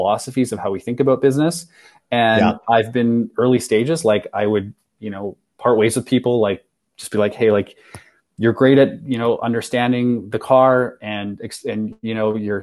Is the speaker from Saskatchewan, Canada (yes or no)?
yes; Saskatchewan, Canada; oh no, Saskatchewan.